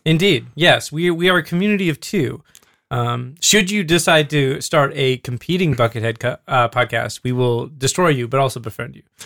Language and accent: English; Alaska, United States; growing up in Alaska